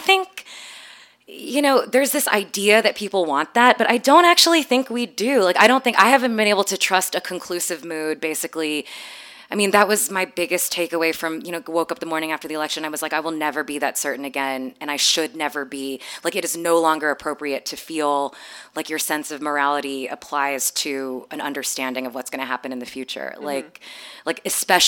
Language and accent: English; Texas, United States; also born or lived in Canada / Philippines; I grew up in a mega church in Texas. My parents are from the Philippines. I was born in Canada, but I grew up for 12 years going to a mega church